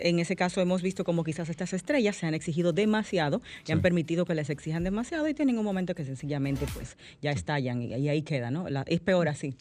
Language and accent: Spanish; Dominican Republic; todo el pesar que como pueblo dominicano eh, sentimos